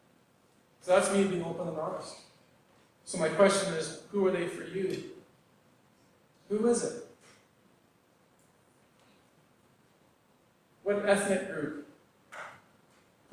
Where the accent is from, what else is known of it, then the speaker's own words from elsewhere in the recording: Northwest Territories, Canada; moved away; Growing up in the Northwest Territories